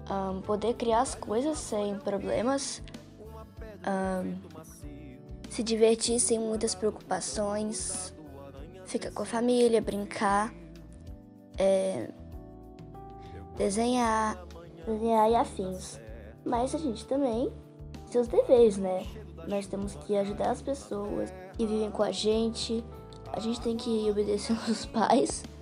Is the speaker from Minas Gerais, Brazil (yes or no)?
yes; Uberlândia, Minas Gerais, Brazil; eu tenho 9 anos eu sou da cidade de, de Uberlândia